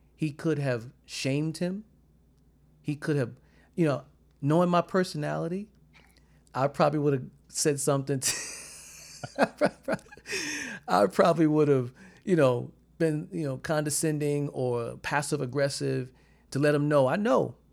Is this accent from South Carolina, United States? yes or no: yes; South Carolina, United States; where I'm from in South Carolina